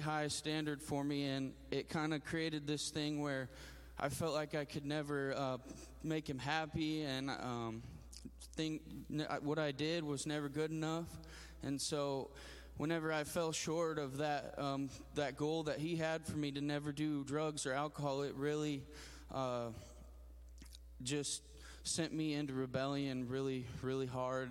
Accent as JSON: {"language": "English", "town": "Grand Junction", "region": "Colorado", "country": "United States", "said": "I'm from Colorado, from a town called Grand Junction. I'm 27 years old"}